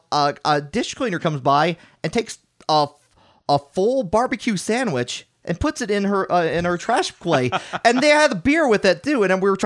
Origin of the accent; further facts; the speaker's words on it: Tennessee, United States; I know. It's like, and first of all, I'm from Tennessee. I don't like apparently I sound Yankee.